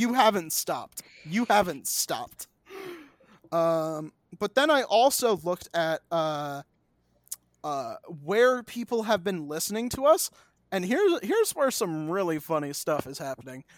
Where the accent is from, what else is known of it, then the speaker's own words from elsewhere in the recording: United States; I'm an American.